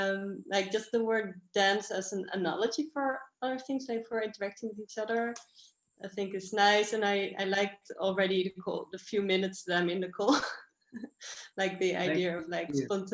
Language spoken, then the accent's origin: English; Netherlands; now in Barcelona, Spain; I'm from the Netherlands.